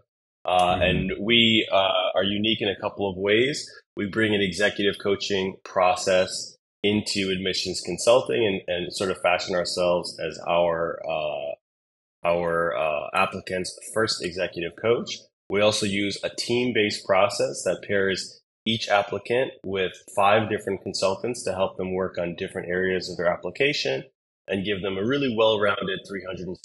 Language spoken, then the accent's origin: English; United States; moved away as an adult; now in Singapore; I'm an American living in Singapore for the last 10, almost 11 years.